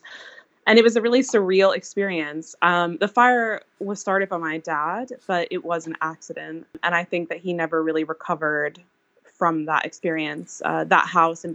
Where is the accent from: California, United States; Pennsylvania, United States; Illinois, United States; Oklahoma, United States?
Pennsylvania, United States; Eastern; now in Wales, United Kingdom; growing up in Eastern Pennsylvania